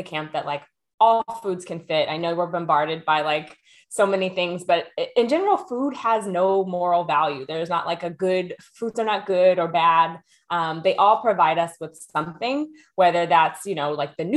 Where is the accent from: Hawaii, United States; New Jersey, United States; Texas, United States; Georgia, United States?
Texas, United States; now in Oakland, United States; I am originally from Texas, a proud Texan, as most Texans are, but currently living in Oakland, California